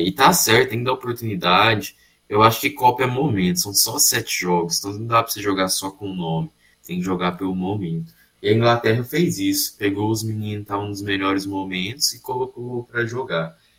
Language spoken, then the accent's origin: Portuguese; Brazil; Eu, eu obviamente, sou brasileiro